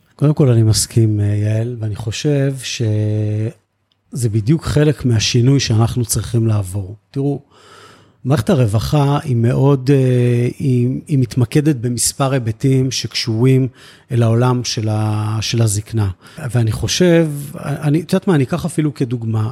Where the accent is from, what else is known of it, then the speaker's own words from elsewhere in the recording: Netzer Sereni, Central District, Israel; also born or lived in Beersheba; אני נולדתי בבאר שבע והגעתי באמת בגיל שלוש-ארבע לקיבוץ